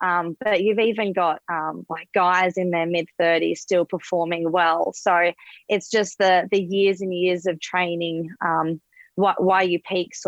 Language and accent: English; Perth, Western Australia, Australia; now in Gold Coast, Australia; I'm from Perth originally, live on the Gold Coast now, don't see snow too often.